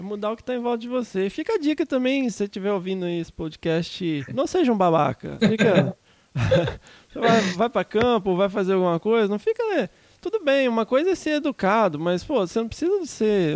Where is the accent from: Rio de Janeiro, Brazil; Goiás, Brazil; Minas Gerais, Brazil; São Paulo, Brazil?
Minas Gerais, Brazil; já sou mais montanha, eu sou mineiro mesmo